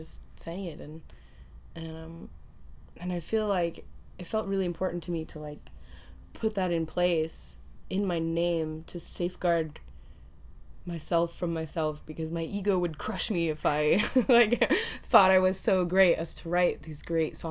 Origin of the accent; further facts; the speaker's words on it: Orange County, California, United States; moved away as an adult; now in Berlin, Germany; growing up in Orange County